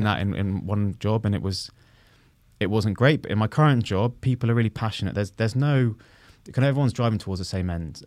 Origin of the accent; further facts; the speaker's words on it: London, United Kingdom; I grew up in West London